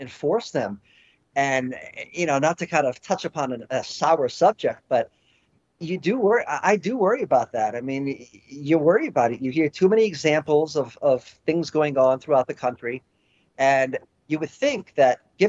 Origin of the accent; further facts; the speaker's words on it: Florida, United States; my home state, the state of Florida